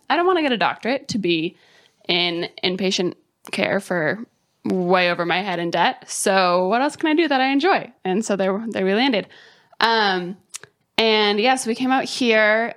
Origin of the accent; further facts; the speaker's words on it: Colorado, United States; moved away as an adult; also born or lived in Bloomington, Indiana; now in Columbus, United States; I grew up in Colorado, so I spent my whole life there in the mountains. I grew up just, like, an hour west of Denver.